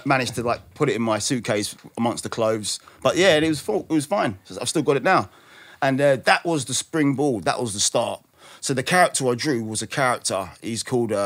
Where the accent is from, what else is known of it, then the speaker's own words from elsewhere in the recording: United Kingdom; I'm British. I'm Black British.